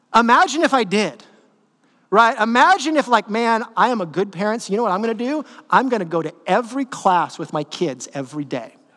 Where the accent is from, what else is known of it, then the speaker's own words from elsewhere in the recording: Northern California, United States; I grew up in NorCal, but I'm like SoCal at heart